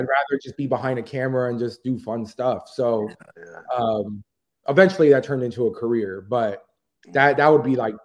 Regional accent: Florida, United States; I grew up in Florida

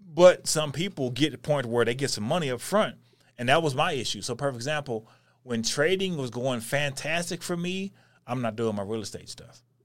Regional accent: North Texas, United States; I'm from North Texas

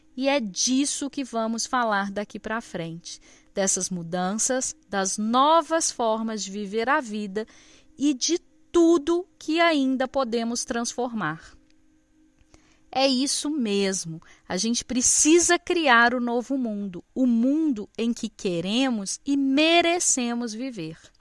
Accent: Minas Gerais, Brazil; eu sou mineira

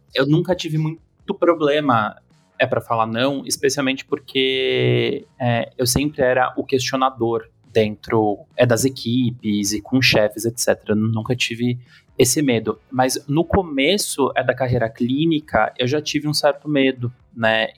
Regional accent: São Paulo, Brazil; como bom paulistano

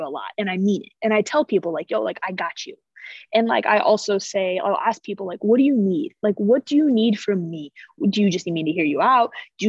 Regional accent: Illinois, United States; moved away; I grew up in Illinois

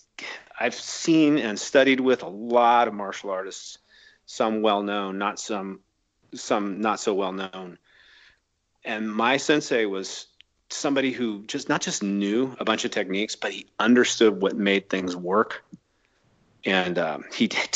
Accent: Reno, Nevada, United States; I grew up in Reno, Nevada, and I grew up as an athlete

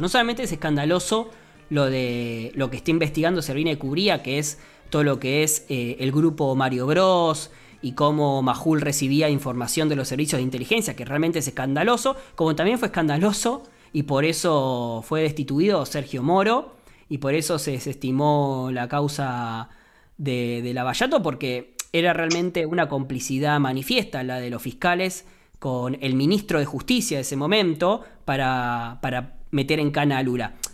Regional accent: Argentina

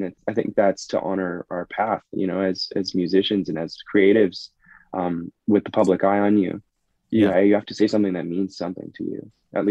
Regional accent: Toronto, Ontario, Canada; I grew up in Willowdale in Toronto

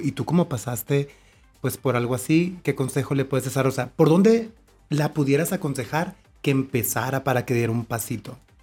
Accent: Mexico; como mexicanos estamos criados

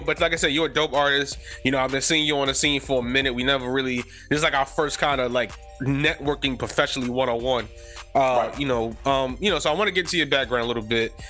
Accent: New York City, New York, United States; born or raised there; also born or lived in Germany

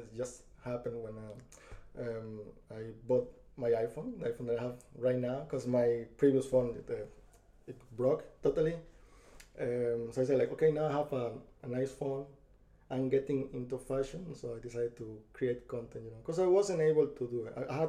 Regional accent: Spain; moved away as an adult; also born or lived in Ecuador; now in Ireland; I was born in Ecuador, but I moved to Spain when I was a child, and then I've been in Ireland since like 6 years ago.

